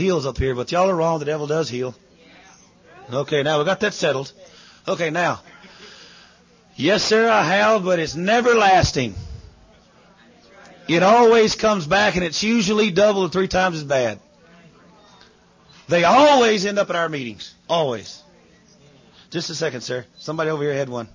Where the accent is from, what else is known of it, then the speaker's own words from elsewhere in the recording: United States; moved away; I am an American